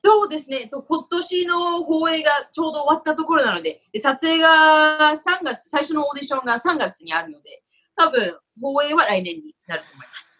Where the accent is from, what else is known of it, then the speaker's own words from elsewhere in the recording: Tokyo, Japan; now in Los Angeles, United States; もともと東京の、東京出身なんですけども